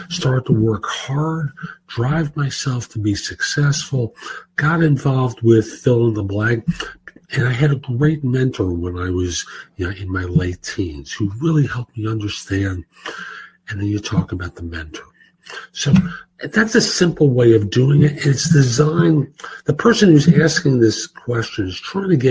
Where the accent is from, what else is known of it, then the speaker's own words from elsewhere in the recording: New York City, New York, United States; growing up in New York, particularly in the Bronx